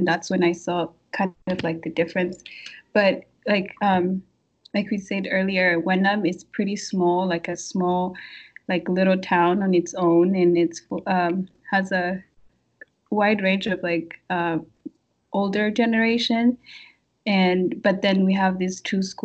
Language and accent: English; Kigali, Rwanda; moved away as an adult; now in Massachusetts, United States; I am from Rwanda, Kigali